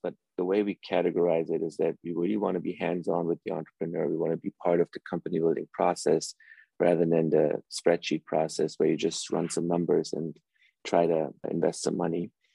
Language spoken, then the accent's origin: English; Germany; also born or lived in Iran; I actually was born in Iran and my parents, you know, immigrated to Germany when I was very little. So I grew up in Europe and Germany for most of my life